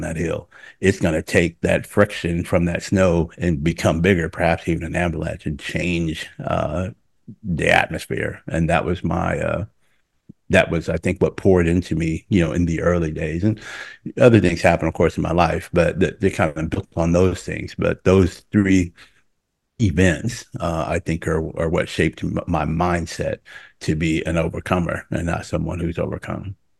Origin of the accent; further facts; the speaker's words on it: Oklahoma City, Oklahoma, United States; moved away as an adult; I'm from Oklahoma City, but I wasn't from a dense part of Oklahoma City